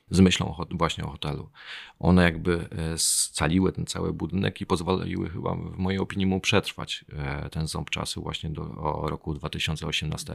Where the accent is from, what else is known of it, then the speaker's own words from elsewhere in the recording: Chojnice, Pomeranian Voivodeship, Poland; moved away as an adult; now in Bydgoszcz, Poland; Nie, nie pochodzę z Bydgoszczy, pochodzę e, z Chojnic, ale z Bydgoszczem jestem silnie związany, bo obecnie mieszkam tam